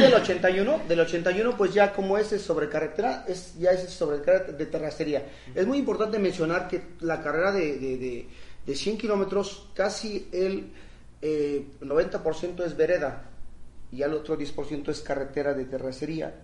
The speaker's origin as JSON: {"language": "Spanish", "area": "Sierra Mixe", "region": "Oaxaca", "country": "Mexico", "said": "mi pueblo, en la comunidad donde sale la meta"}